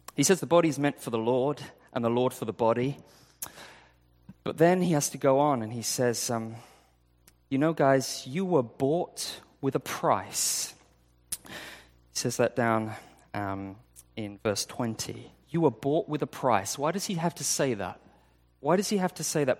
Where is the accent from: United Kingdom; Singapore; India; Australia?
United Kingdom; moved away; I, I'm from U K